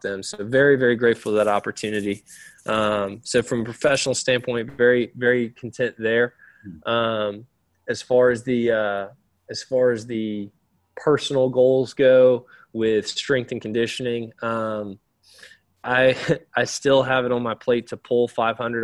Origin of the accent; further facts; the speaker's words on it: Florida, United States; now in Tennessee, United States; I live in Tennessee. I grew up in Florida for a lot of my childhood